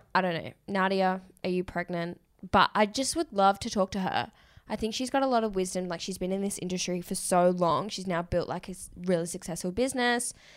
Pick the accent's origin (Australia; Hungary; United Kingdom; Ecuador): Australia; Perth, Western Australia; moved away; I grew up in Perth